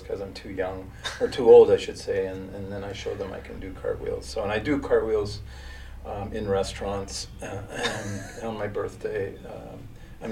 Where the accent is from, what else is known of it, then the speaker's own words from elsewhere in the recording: Toronto, Ontario, Canada; also born or lived in Brampton; I was born and raised in Toronto with two brothers and a sister